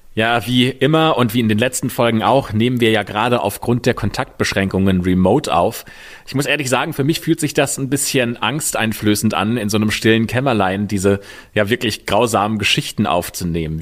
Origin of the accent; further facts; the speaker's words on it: Germany; bei uns in Deutschland